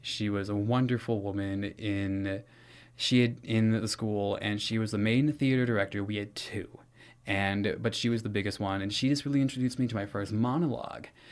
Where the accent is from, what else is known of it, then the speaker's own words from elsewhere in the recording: Santa Monica, California, United States; I was born in Santa Monica, California, uh, in nineteen ninety-five